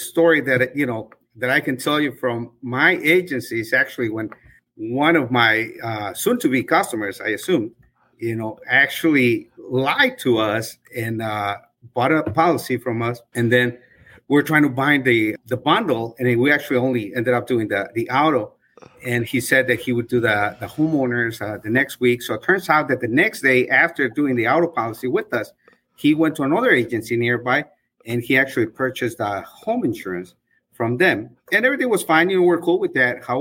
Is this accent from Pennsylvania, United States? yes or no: no; Bolingbrook, Illinois, United States; I'm from Bolingbrook, and I've had my agency for close to 15 years